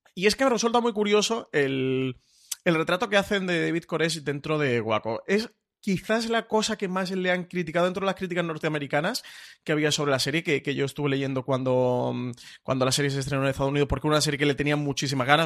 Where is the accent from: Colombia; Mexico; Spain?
Spain; nosotros como público español